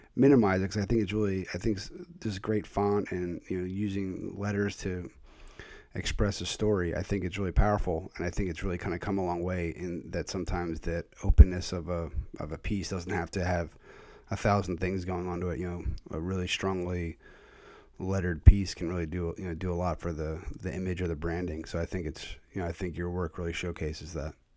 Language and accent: English; Philadelphia, Pennsylvania, United States; now in Connecticut, United States; I grew up in the Northeast. Uh, Oxford Circle is where I was early years.